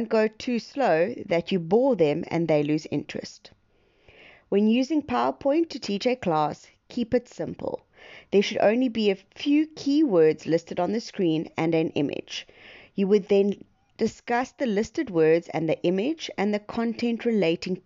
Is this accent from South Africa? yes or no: yes; East London, Eastern Cape, South Africa; I'm from East London, Eastern Cape, South Africa